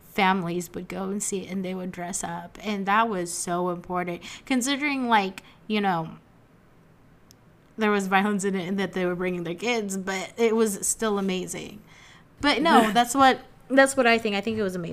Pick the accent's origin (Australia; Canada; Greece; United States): United States; growing up in America, that's what you see, especially us millennials